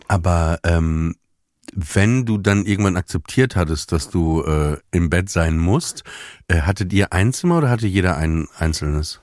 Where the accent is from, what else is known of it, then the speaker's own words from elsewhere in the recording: Papenburg, Lower Saxony, Germany; Wie Papenburg, wo ich herkomme